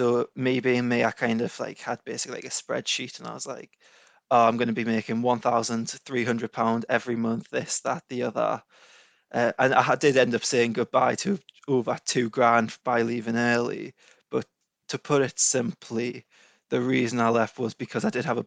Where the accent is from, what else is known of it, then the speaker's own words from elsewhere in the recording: Newcastle upon Tyne, North East England, United Kingdom; also born or lived in Edinburgh; I'm from Newcastle, just north of Newcastle